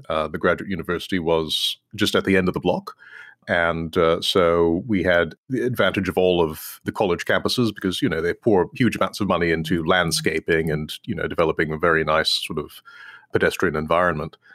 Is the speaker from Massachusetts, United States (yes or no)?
no; Claremont, California, United States; moved away as an adult; also born or lived in Texas / New York; now in Washington, D.C., United States; we moved to California, and I grew up mostly in California